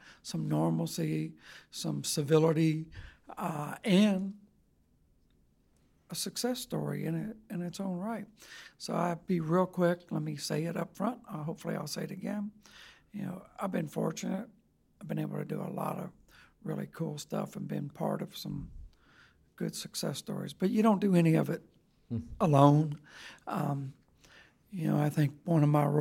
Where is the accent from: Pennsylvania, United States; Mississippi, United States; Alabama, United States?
Mississippi, United States; Pascagoula; We moved a little bit when I was young, but from fifth grade on, I was raised in Pascagoula, Mississippi.